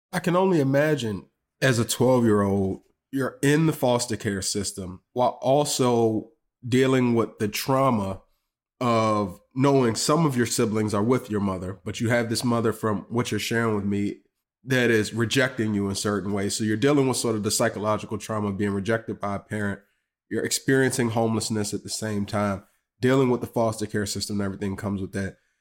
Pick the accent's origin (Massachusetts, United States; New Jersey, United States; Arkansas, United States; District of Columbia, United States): District of Columbia, United States; Washington; Being a buddy from D C, you know, we call y'all Bama sometimes